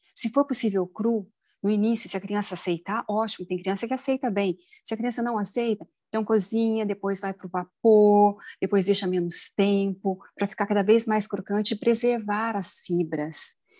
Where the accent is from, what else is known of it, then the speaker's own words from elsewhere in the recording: Minas Gerais, Brazil; eu sou mineira